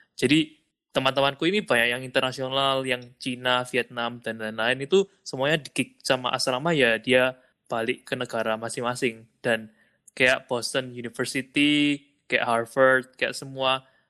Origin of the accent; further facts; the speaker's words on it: Surabaya, East Java, Indonesia; now in United States; dari Surabaya